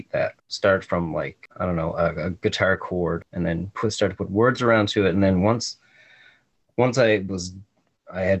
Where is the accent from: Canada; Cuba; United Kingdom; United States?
Canada; Gros Morne National Park, Newfoundland and Labrador; moved away; I grew up in Grossmoor National Park. So I grew up in like a really picturesque area